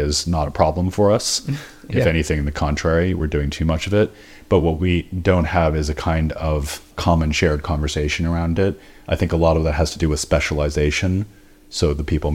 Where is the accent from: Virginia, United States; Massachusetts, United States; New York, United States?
Massachusetts, United States; Stoneham; now in London, United Kingdom; I grew up north of Boston in a town called Stoneham.